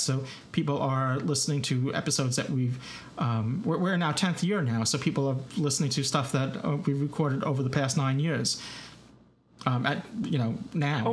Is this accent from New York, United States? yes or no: yes; New York, United States; accent: New York; my New York accent